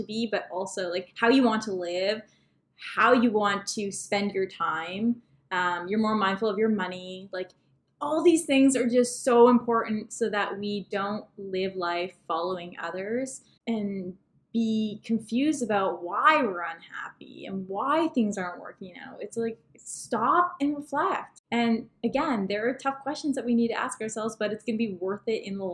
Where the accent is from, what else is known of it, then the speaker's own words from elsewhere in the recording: Toronto, Ontario, Canada; also born or lived in Vancouver / Los Angeles; We're actually from Toronto